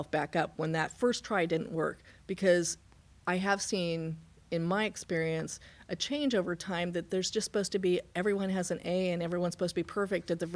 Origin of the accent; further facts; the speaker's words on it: Lawrenceville, Illinois, United States; also born or lived in Missouri; now in Carbondale, United States; Went to high school in Lawrenceville